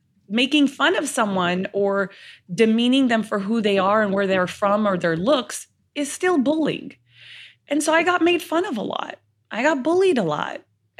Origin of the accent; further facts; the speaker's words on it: Los Angeles, California, United States; I grew up in Southern California, born and raised. I'm an LA girl, left only to go to med school.